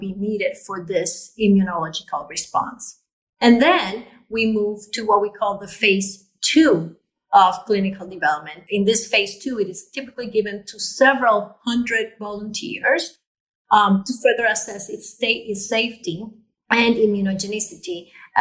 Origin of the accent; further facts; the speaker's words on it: Puerto Rico; I was born in Puerto Rico, and I'm a daughter of immigrants